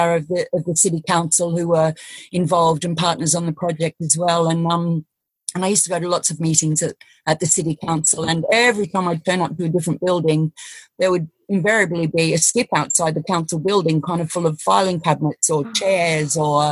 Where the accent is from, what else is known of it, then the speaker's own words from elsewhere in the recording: Australia; moved away; I'm Australian